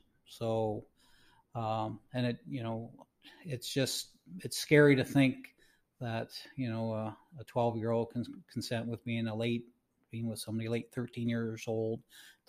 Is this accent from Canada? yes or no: yes; Canada